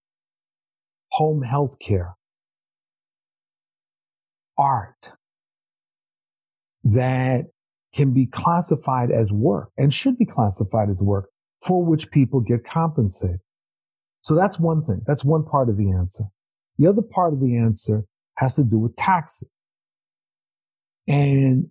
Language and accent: English; New York, United States; I'm from New York